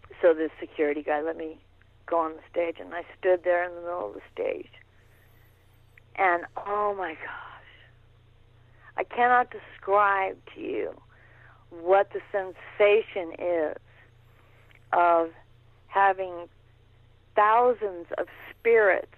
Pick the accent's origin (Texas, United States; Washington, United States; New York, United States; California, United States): California, United States; San Francisco; also born or lived in Oakland; I was born in San Francisco